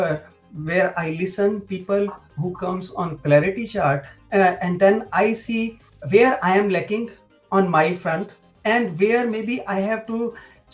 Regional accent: Delhi, India; moved away as an adult; now in Germany; I am basically from North India, from Delhi

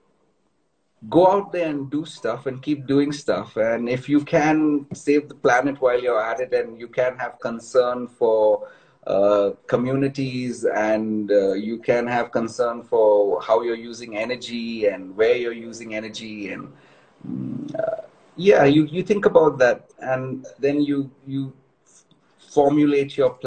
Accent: Mumbai, Maharashtra, India; now in Bangalore, India; I'm from Bombay too

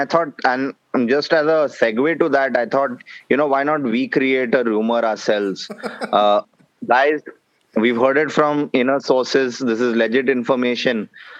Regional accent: India; we as Indian fans

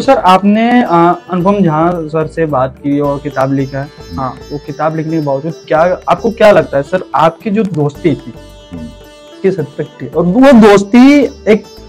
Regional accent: Uttar Pradesh, India; मैं यूपी से बिलोंग करता हूँ

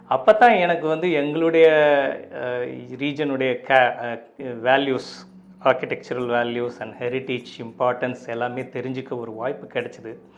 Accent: Pudukkottai, Tamil Nadu, India; also born or lived in Valayapatti; வளையப்பட்டின்னு என்னுடைய சொந்த ஊர் நாங்கள் இப்போ பிறந்தது புது இப்போ வளர்ந்ததெல்லாம் புதுக்கோட்டை

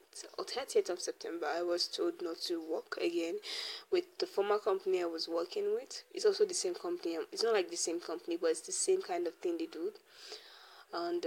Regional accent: Nigeria; growing up in Nigeria, in an African home especially

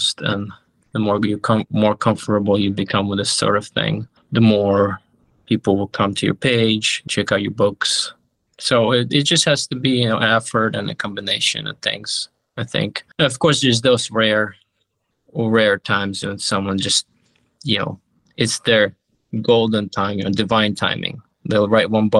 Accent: Ukraine; moved away; I grew up in Ukraine

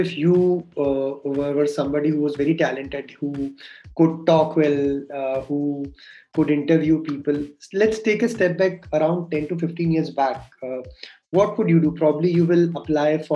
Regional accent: Jaipur, Rajasthan, India; I'm from Jaipur

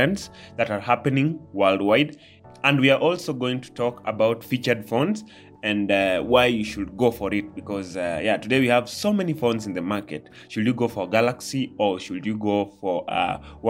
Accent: Kenya; I'm part of the Kenyans. I'm a Kenyan.

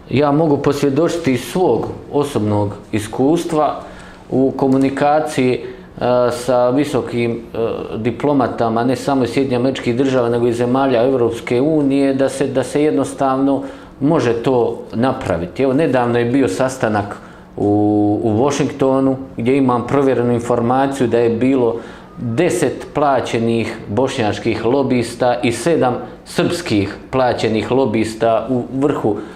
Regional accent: Croatia; Mi smatramo da će nas Zapad uvjetno rečeno podržati za, samo zato što mi kao Hrvati, odnosno Republika Hrvatska, e, pada pod tu zapadnu civilizaciju

